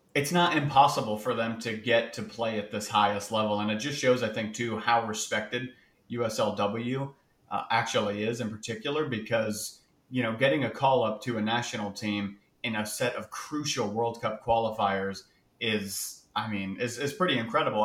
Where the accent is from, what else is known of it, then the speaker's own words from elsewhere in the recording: Sarasota, Florida, United States; I'm not from a tiny town, but I am from Sarasota